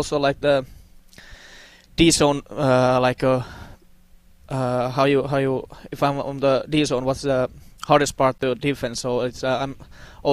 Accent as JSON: {"language": "English", "country": "Finland", "tie": "born or raised there", "also_born_or_lived": "Russia / Sweden", "second_language": "English", "moved": "as an adult", "lives_now": "Las Vegas, United States", "said": "I'm from Finland"}